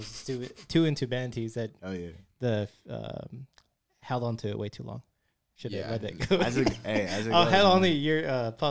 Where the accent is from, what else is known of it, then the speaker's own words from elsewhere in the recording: Vallejo, California, United States; fucking … was there, and we're like, fucking, we're from Vallejo, California, Benicia.